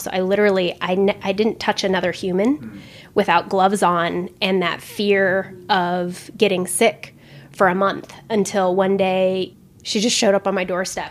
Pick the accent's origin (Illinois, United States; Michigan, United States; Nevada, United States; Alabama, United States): Nevada, United States; Eastern; moved away; I grew up in Eastern Nevada, like the closest grocery store is an hour and a half away.